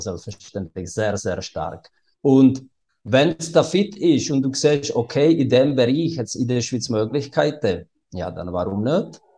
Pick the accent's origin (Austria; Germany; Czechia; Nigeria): Czechia; České Budějovice, South Bohemian Region; German is a second language; moved away as an adult; now in Switzerland; ich komme aus Südböhmen in Budweis und das ist nahe von der österreichischen Grenze